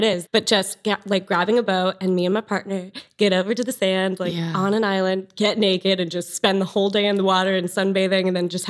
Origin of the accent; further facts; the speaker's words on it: San Diego, California, United States; Nice to meet you. So I was born and raised in San Diego, California. So really laid back energy right by the beach, California girl.